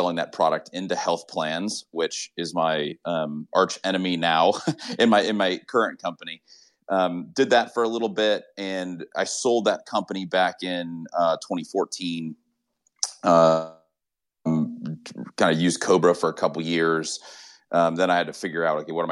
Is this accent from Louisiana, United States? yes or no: no; Austin, Texas, United States; I'm from Austin